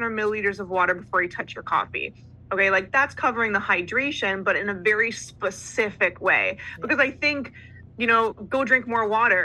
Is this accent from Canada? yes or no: yes; Canada; I'm Canadian